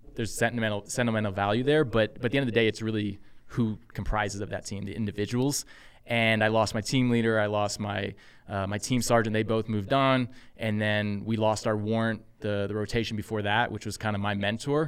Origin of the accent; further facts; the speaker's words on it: Texas, United States; moved away as an adult; also born or lived in San Francisco; I'm originally from Texas, um, grew up there.